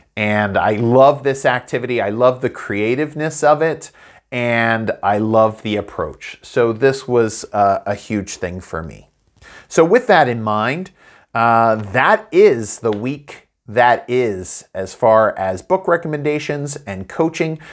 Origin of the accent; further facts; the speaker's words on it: United States; moved away; my hometown in the U S A of Hollow-Well